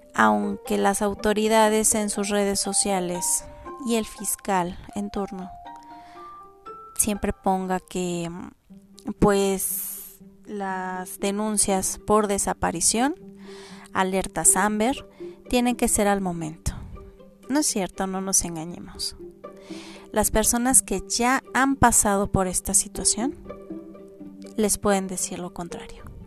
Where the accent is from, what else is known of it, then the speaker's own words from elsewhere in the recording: Mexico; como mexicanos, no, estamos acostumbrados